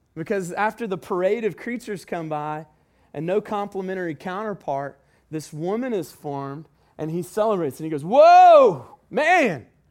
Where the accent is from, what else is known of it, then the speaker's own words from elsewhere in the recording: the South, United States; we're from the South